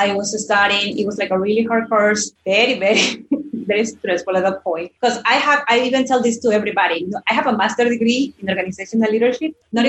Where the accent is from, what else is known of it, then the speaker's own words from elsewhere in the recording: Ecuador; English is a second language; And I'm also from Ecuador.